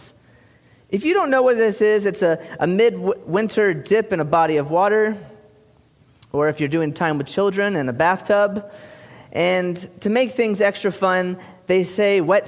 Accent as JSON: {"language": "English", "region": "South Carolina", "country": "United States", "moved": "yes", "said": "I am from South Carolina"}